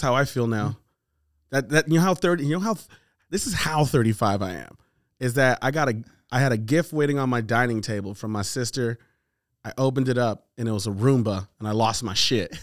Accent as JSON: {"language": "English", "country": "United States", "tie": "born or raised there", "said": "I'm Nigerian. I'm the first black dude that was born in this country"}